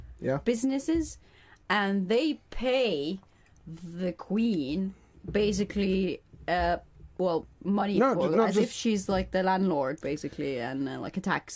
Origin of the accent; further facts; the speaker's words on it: Egypt; now in United Kingdom; when I go back to Egypt, I definitely feel like it's my land.